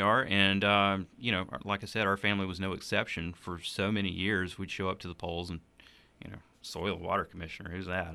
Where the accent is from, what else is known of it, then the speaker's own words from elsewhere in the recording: Donalds, South Carolina, United States; also born or lived in Anderson, South Carolina / Townville, South Carolina; I grew up in rural Donald, South Carolina, where he pastored for the, for twelve years.